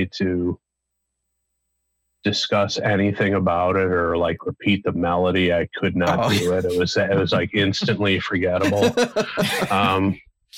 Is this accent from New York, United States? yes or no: no; Detroit, Michigan, United States; moved away; I grew up in the Detroit area